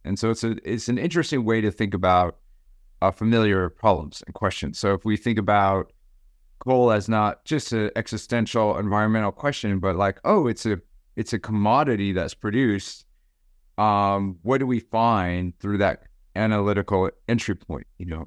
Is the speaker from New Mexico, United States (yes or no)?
yes; Gallup, New Mexico, United States; also born or lived in Arizona; I was born in Gallup, New Mexico, and, um, lived most of my life in the Mountain West or the, the western part of this continent. mainly in the Southwest, New Mexico and Arizona